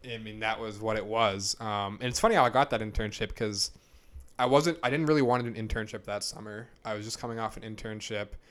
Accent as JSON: {"language": "English", "town": "Kingston", "region": "Massachusetts", "country": "United States", "said": "I'm from South Shore, Massachusetts"}